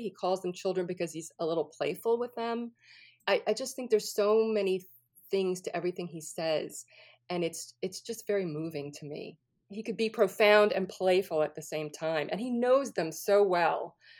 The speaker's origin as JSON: {"language": "English", "town": "New Orleans", "region": "Louisiana", "country": "United States", "tie": "born or raised there", "also_born_or_lived": "California", "moved": "as an adult", "said": "I was born and raised in New Orleans, so I'm from the Deep South"}